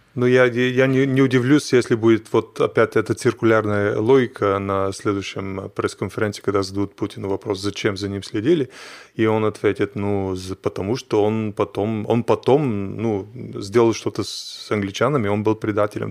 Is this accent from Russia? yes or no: no; Bulgaria; Russian is a second language; moved away; Я из Болгарии